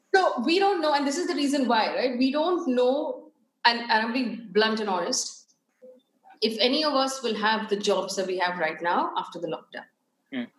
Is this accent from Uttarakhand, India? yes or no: no; Chikmagalur, Karnataka, India; also born or lived in Bangalore; I was born in Chikmagalur